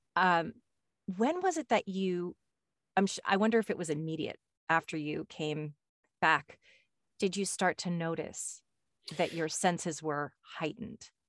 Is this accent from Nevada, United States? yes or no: no; Westport, Connecticut, United States; moved away; also born or lived in California; I grew up in Connecticut, in Westport, Connecticut.